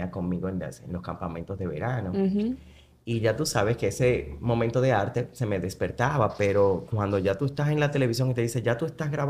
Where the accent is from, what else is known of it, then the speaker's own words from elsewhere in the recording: Conuco, Hermanas Mirabal, Dominican Republic; yo en realidad soy de Conuco o sea mi familia eh, por parte de mi pa